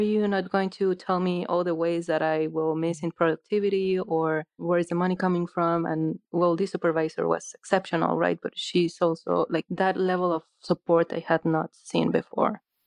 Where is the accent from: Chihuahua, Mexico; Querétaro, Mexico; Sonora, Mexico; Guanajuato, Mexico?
Guanajuato, Mexico; moved away as an adult; also born or lived in Mexico City / Medford, Oregon; now in United States; I was born in Mexico City, and then my family moved to another state called Guanajuato, and I was raised in Guanajuato for most of my life.